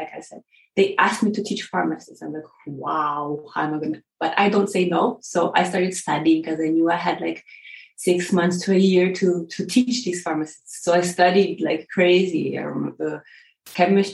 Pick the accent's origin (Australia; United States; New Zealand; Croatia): Croatia; also born or lived in Canada; now in Slovenia; I was born in Croatia and then I lived in Canada for a while. So I kind of have myself as a Croatian and Canadian